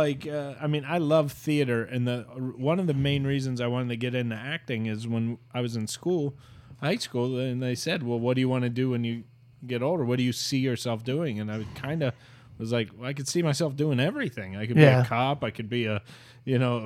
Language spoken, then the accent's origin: English; Ohio, United States; moved away as an adult; also born or lived in New York; I'm from Ohio